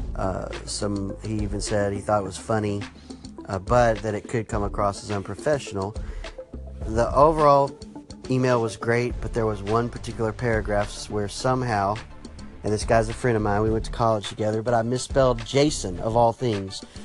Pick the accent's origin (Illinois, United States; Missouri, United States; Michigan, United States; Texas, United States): Texas, United States; me growing up in Texas